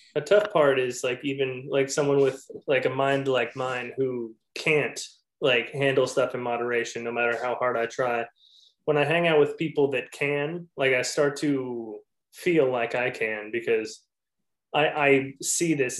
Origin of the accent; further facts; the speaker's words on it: Manhattan Beach, California, United States; I grew up over in Manhattan Beach area